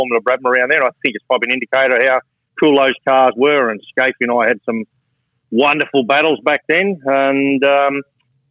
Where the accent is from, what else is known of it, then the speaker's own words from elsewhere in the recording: Griffith, New South Wales, Australia; I grew up in Griffiths